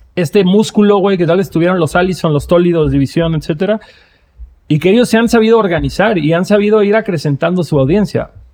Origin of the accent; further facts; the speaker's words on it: Cancún, Quintana Roo, Mexico; yo crecí en Cancún en una época en la que nadie iba a Cancún